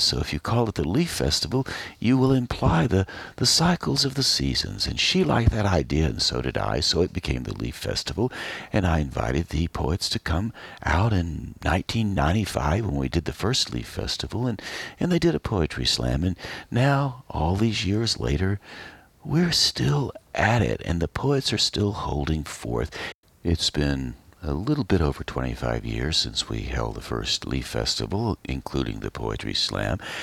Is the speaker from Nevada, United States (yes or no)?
no; Asheville, North Carolina, United States; moved away; I grew up in western North Carolina and before I grew up in Asheville.